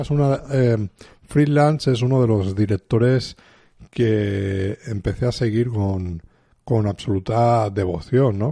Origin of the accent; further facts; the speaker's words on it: Spain; somos de aquí de España